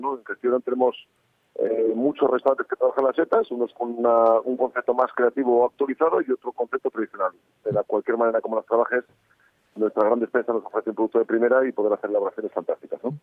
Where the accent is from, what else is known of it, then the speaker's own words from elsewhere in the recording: Cantabria, Spain; now in Burgos, Spain; esas primeras adoraciones que aprendí en Cantabria